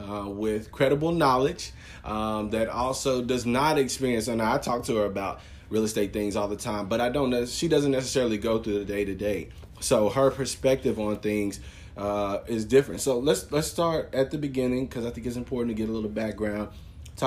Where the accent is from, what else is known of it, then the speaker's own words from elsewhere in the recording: Longview, Texas, United States; also born or lived in Lufkin; I'm just from Longview